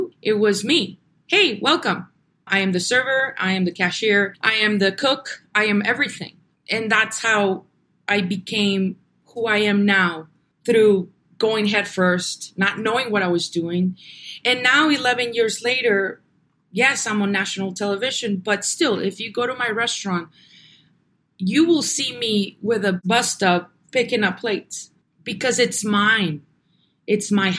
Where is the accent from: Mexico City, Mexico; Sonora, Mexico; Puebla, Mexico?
Sonora, Mexico; Navojoa; now in Tucson, United States; I was born here in Tucson, and we grew up in Navojoa, Sonora.